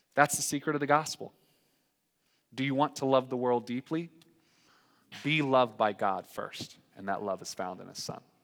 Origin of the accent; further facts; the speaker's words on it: North Carolina, United States; moved away; I'm from North Carolina